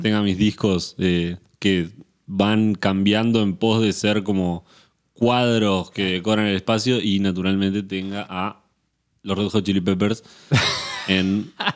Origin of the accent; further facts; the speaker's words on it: Montevideo, Uruguay; moved away as an adult; now in Buenos Aires, Argentina; naturalmente nací en Montevideo y en Uruguay